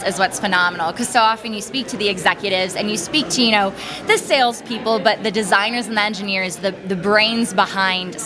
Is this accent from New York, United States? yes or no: no; Chicago, Illinois, United States; I'm born and raised in Chicago